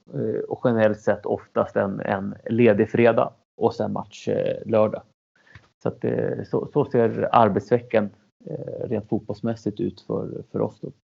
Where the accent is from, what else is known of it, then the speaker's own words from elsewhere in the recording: Norrtälje, Stockholm County, Sweden; also born or lived in Chile; jag är ursprunget från Chile, kom till Sverige när jag var två, uppvuxen i Norrtälje, sju mil norr om, eh, Stockholm.